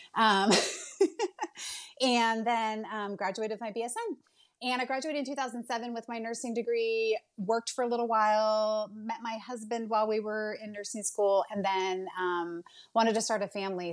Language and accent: English; Bay Area of California, United States; moved away; I'm originally from the Bay Area of California.